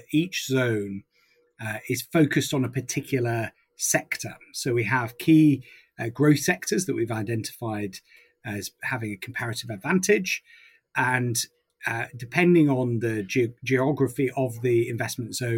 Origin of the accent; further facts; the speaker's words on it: Leeds, Yorkshire and the Humber, United Kingdom; I grew up in Rounday in Leeds